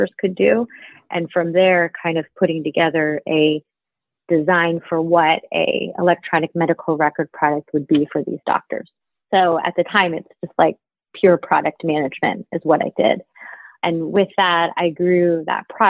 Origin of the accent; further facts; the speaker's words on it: Dayton, Ohio, United States; moved away as an adult; also born or lived in New York; I was born in Dayton, Ohio, and spent majority of my early years and into early adulthood in the Midwest in Ohio